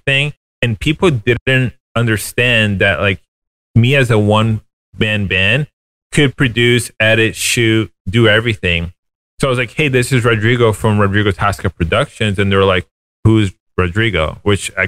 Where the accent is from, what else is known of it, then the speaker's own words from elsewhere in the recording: Florida, United States; moved away as an adult; also born or lived in New York City; I was 30 years old, moving back to my hometown.